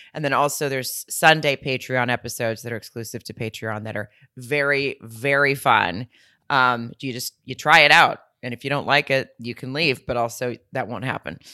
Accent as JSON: {"language": "English", "town": "Fayetteville", "region": "Arkansas", "country": "United States", "tie": "born or raised there", "said": "right outside of my hometown in Fayetteville"}